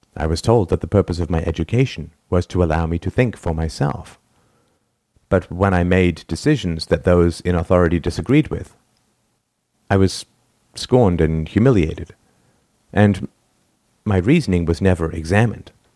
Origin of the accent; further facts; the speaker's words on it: England, United Kingdom; I grew up in England in the nineteen seventies